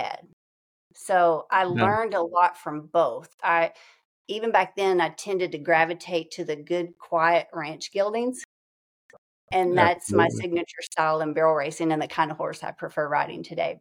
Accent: East Texas, United States; definitely my roots are founded in East Texas. I grew up on a large working ranch

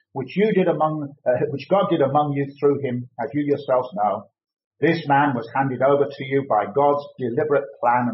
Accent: United Kingdom; now in Bath, United Kingdom; originally we are from the Midlands.

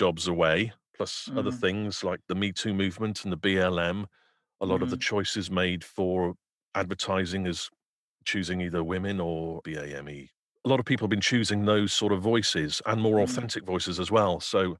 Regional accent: Wales, United Kingdom; I'm actually Welsh and my Welsh accent's terrible.

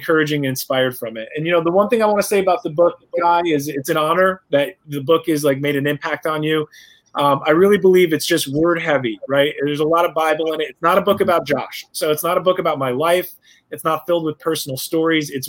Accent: New York, United States; I'm a New Yorker. I'm from the East Coast, so, you know, we talk a little bit faster

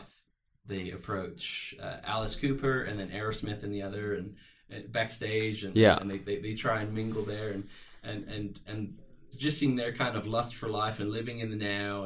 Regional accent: Plymouth, South West England, United Kingdom; moved away as an adult; now in Rexburg, United States; I was about 16 years old in the south of England in Plymouth, which was my hometown at the time

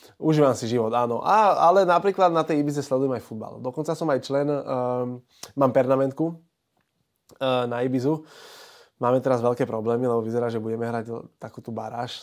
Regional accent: Bratislava, Bratislava Region, Slovakia; Ja som Bratislavčan

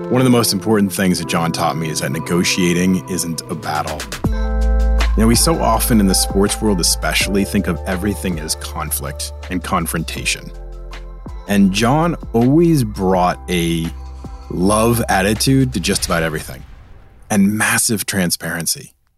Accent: Boston, Massachusetts, United States; moved away; I have this East Coast attitude. I'm from Boston

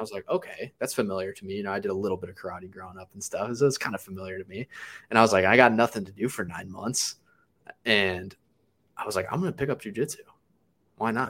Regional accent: Cleveland, Ohio, United States; I grew up in Cleveland, Ohio

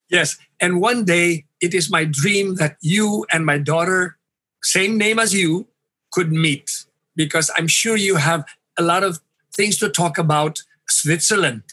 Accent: Iloilo City, Western Visayas, Philippines; I grew up in Iloilo City in the 50s

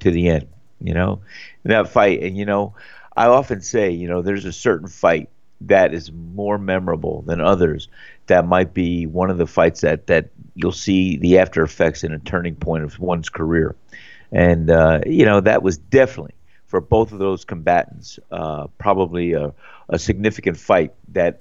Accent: United States; moved away; New York, New Jersey

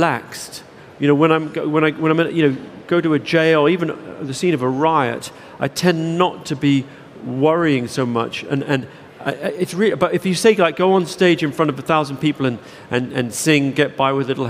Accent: London, United Kingdom; I grew up in South London

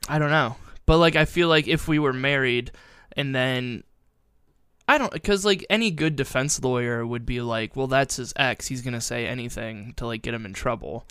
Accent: Perrysburg, Ohio, United States; growing up in Perrysburg, we had Fort Meggs

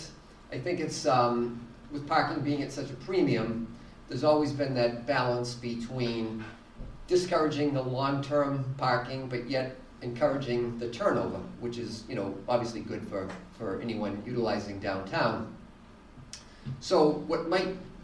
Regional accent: Franklin, United States; 1978 graduates of Franklin High School

